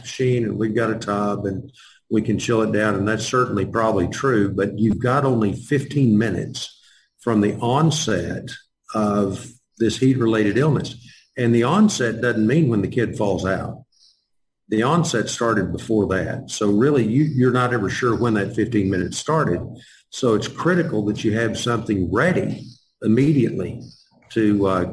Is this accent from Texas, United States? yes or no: yes; Texas, United States; I'm from Texas